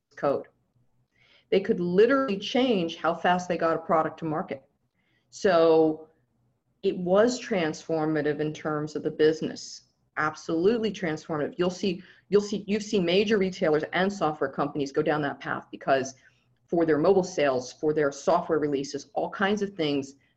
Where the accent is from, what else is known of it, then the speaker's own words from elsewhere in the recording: Southern California, United States; I'm from Southern California